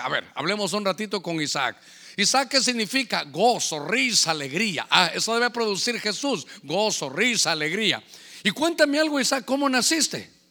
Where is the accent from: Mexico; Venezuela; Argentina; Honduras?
Honduras; como catracho